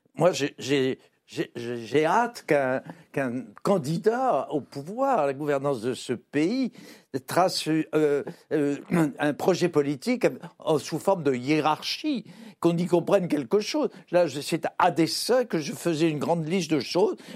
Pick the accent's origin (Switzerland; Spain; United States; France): France; Je suis français